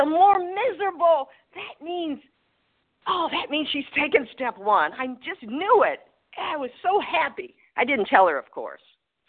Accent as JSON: {"language": "English", "area": "St. Louis area", "region": "Illinois", "country": "United States", "said": "I'm from Illinois looking at the Gateway Arch. I'm close to Missouri. But anyway, I say St. Louis area."}